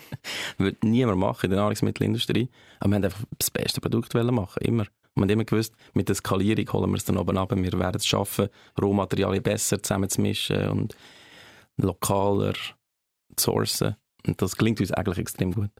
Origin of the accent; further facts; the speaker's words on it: Switzerland; also born or lived in Buffalo, New York, United States; die Schweiz gefällt mir sehr, das ist meine Heimat ja, unsere Heimat, tolles Land